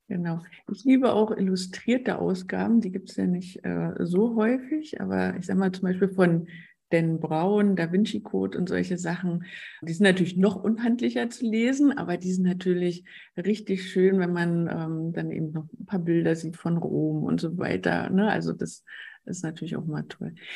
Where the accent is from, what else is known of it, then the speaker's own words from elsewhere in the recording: Brandenburg an der Havel, Brandenburg, Germany; Ich bin aus Brandenburg an der Havel, das ist in der Nähe von Berlin.